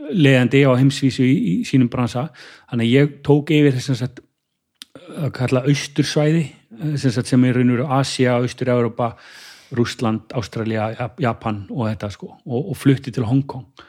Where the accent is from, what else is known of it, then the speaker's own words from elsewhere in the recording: Kópavogur, Capital Region, Iceland; í kópaun og hérna, hérna, hérna bara hef, bjóð þar í raun og veru bara, bara, bara alin upp þar